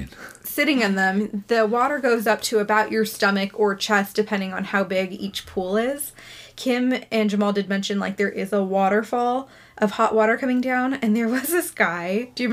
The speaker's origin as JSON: {"language": "English", "region": "Northern California", "country": "United States", "tie": "born or raised there", "said": "growing up in Northern California and, like, the Tahoe area."}